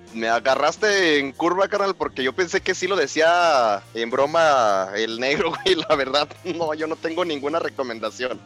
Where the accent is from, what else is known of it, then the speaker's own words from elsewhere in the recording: Mexico; Como mexicanos, como mexicanos